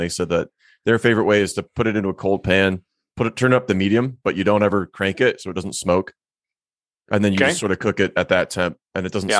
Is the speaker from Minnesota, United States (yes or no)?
yes; Minnesota, United States; also born or lived in Germany; now in Longmont, United States; Growing up in Minnesota